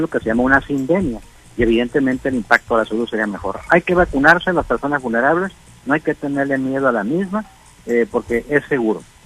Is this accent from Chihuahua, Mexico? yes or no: no; Sinaloa, Mexico; como somos todos los sinaloenses